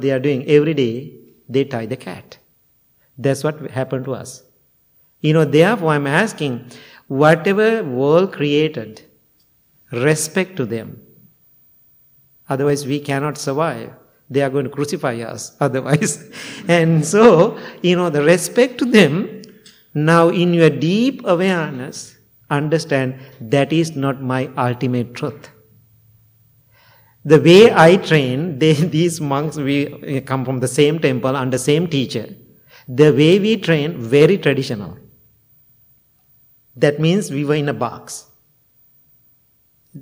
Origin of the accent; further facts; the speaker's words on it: Sri Lanka; English is a second language; now in United States; when I go to Sri Lanka, I am perfect Sri Lankan Buddhist monk